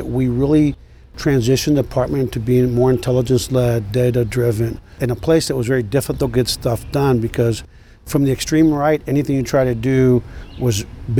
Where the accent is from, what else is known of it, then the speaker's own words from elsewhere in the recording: Los Angeles, California, United States; I'm from Los Angeles.